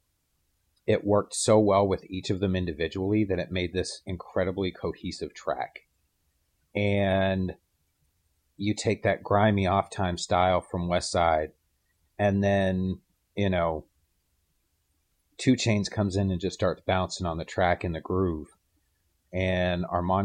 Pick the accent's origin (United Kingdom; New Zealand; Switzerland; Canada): Canada; moved away; I'm Canadian, but I've been gone so long